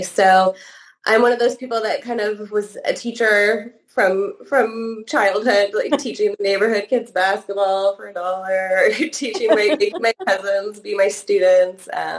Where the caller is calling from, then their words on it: Toronto, Ontario, Canada; Yes, I'm coming from Toronto, Ontario, Canada.